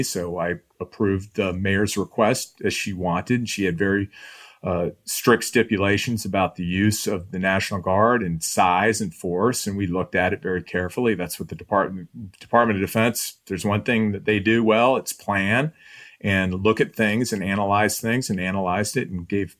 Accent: Midwest, United States; you go in there because we're from the Midwest, right? The three of us are the same way.

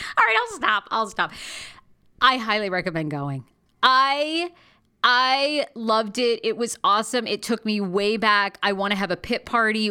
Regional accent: Rangeley, Maine, United States; now in Los Angeles, United States; I grew up in Maine. Born and raised, I was born in this tiny town called Rangeley, Maine, in northern, um, northern Maine.

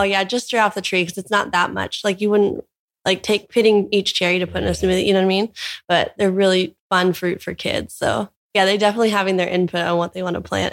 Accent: Orange County, California, United States; born or raised there; moved away as an adult; now in Hawaii, United States

